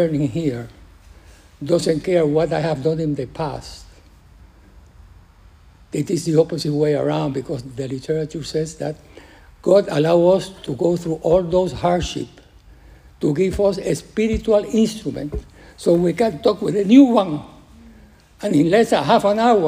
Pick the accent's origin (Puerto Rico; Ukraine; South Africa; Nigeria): Puerto Rico; English is a second language; moved away; I am from Puerto Rico